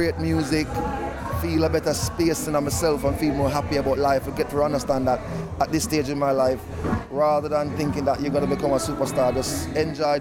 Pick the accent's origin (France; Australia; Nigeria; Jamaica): Jamaica; moved away as an adult; now in United Kingdom; being a Jamaican